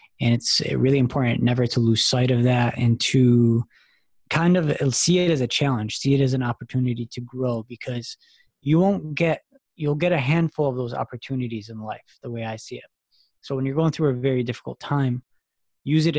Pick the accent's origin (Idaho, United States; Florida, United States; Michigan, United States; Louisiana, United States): Michigan, United States; Dearborn Heights; moved away as an adult; also born or lived in East Lansing, Michigan; now in Boston, United States; I'm actually from a small, decently sized town called Dearborn, Michigan, Dearborn Heights, Michigan. I grew up there, was born and raised there